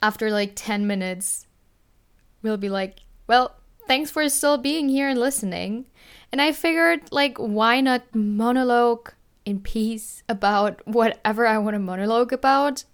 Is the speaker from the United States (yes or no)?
no; Germany; I am from Germany